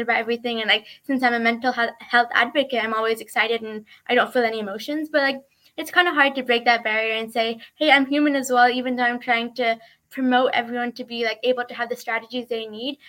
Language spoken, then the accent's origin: English; Woodinville, Washington, United States; I'm from Woodinville, Washington